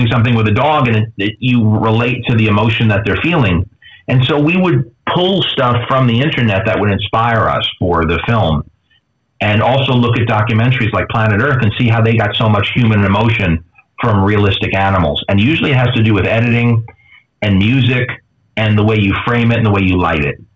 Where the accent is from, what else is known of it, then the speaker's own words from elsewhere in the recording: New York, United States; you know, I'm from New York, so I don't.